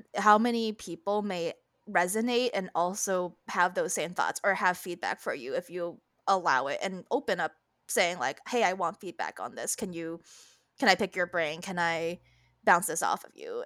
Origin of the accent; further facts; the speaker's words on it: Connecticut, United States; food I had growing up in Connecticut